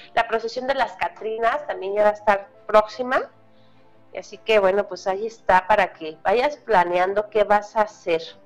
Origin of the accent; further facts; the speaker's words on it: Mexico; nosotros como mexicanos